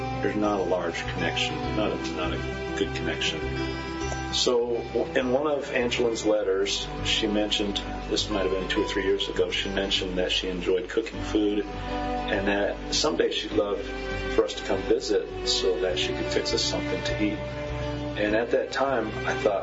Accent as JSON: {"language": "English", "country": "United States", "said": "as an American"}